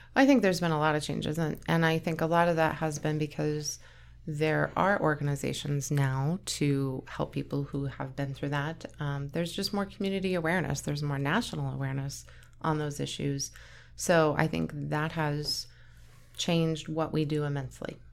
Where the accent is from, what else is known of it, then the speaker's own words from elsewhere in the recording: Onaga, Kansas, United States; moved away as an adult; now in Kearney, United States; I grew up in Onega. It's a really, really small town, like eight hundred people population.